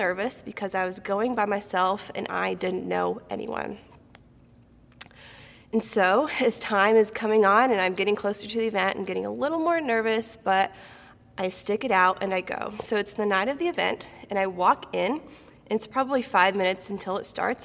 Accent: Galesburg, Illinois, United States; moved away as an adult; also born or lived in Kentucky; I was born and raised in Central Illinois over in Galesburg

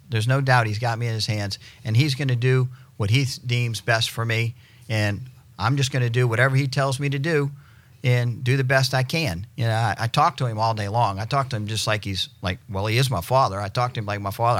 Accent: New Orleans, Louisiana, United States; moved away as an adult; now in Destin, United States; I'm originally from New Orleans. Uh, moved here in 96

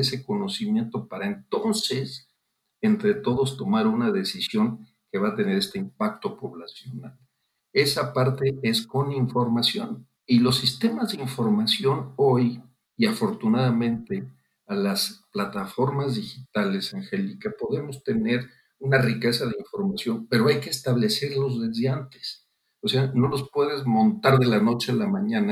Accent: Guanajuato, Mexico; yo soy originario de Guanajuato

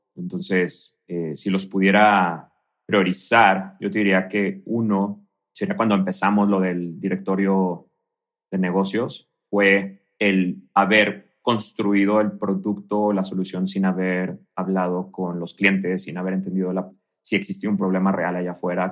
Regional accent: Mexico; moved away as an adult; also born or lived in Canada; now in Mexico City, Mexico; como emprendedor y como mexicano

